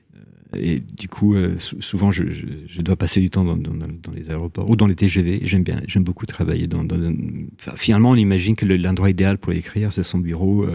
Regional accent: Rome, Lazio, Italy; French is a second language; now in France; quand j'étais gamin à Rome

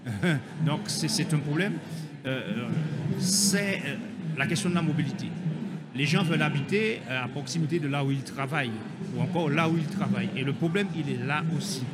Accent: Guadeloupe; chez nous en Guadeloupe

